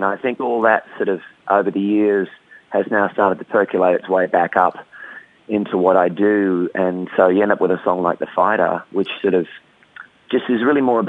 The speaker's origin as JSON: {"language": "English", "town": "Brisbane", "region": "Queensland", "country": "Australia", "tie": "born or raised there", "said": "I grew up in Brisbane"}